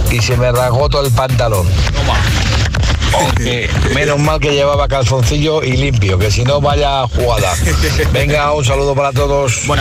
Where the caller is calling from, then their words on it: Madrid, Community of Madrid, Spain; Soy … y llamo desde Madrid.